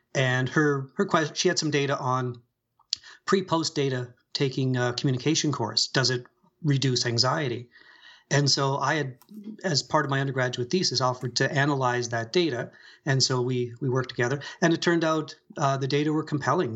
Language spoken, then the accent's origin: English; Sydney, Nova Scotia, Canada; also born or lived in London, Ontario / Ottawa; I grew up here. This is, this is my hometown